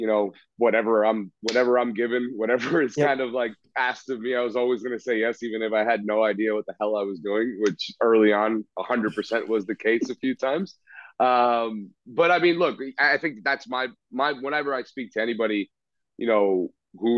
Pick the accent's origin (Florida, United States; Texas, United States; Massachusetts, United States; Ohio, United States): Florida, United States; South; I'm from an Argentine family. I grew up in South Florida